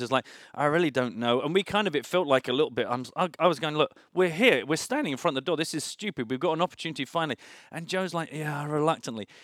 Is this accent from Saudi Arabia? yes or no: no; United Kingdom; as a Brit